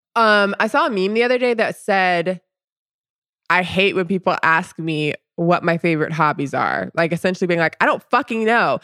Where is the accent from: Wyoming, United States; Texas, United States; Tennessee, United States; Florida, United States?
Florida, United States; Orlando; being from Orlando